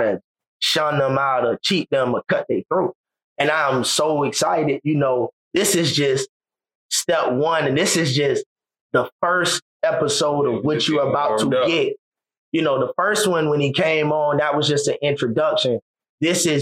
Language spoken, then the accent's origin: English; Savannah, Georgia, United States; I grew up in West Savannah